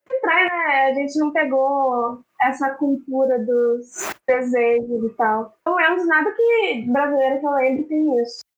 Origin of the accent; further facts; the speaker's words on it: Southeast Brazil, Brazil; a gente foi criada aqui no Sudeste